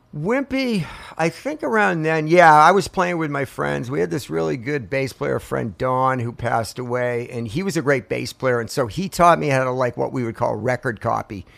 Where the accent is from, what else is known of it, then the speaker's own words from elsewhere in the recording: Portsmouth, New Hampshire, United States; now in Marietta, Georgia, United States; I grew up in Portsmouth, New Hampshire